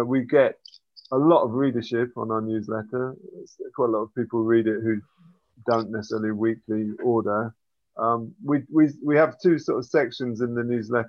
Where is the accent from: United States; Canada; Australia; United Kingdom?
United Kingdom; England; now in Zsámbok, Hungary; I was brought up in England